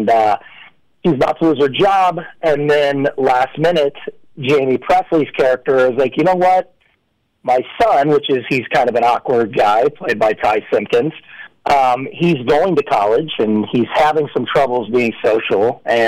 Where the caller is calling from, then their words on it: California, United States; I am calling in from Orange County, California.